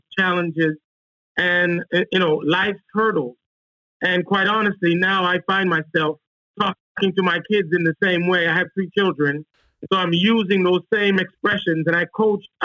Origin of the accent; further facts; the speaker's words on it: Kingston, Jamaica; moved away as an adult; also born or lived in Washington, D.C. / Charlotte; I'm originally from Kingston, Jamaica, and I was offered a track and field scholarship to Howard University back in 1989